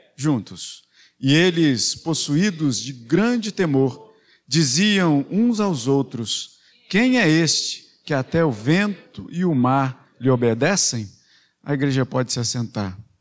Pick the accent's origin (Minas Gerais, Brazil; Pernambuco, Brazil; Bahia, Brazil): Minas Gerais, Brazil; Belo Horizonte; moved away; para Minas, para Belo Horizonte, lá na minha terra